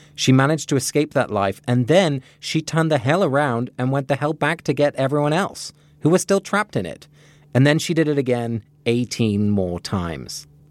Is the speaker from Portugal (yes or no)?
no; England, United Kingdom; moved away; Growing up in England